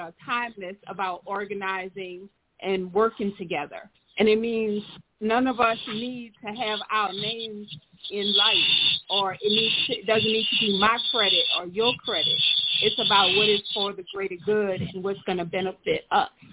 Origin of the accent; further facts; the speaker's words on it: New Orleans, Louisiana, United States; we are from New Orleans